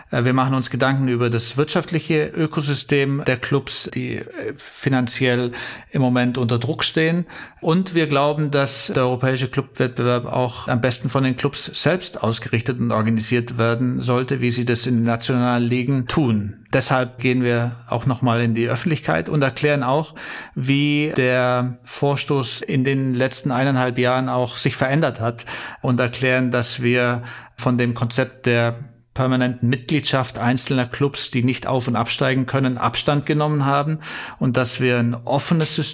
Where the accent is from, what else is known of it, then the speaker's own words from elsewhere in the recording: Bavaria, Germany; Ja, ich bin im Allgäu aufgewachsen, ähm, auch natürlich wie so viele äh, leidenschaftlich Fußball gespielt.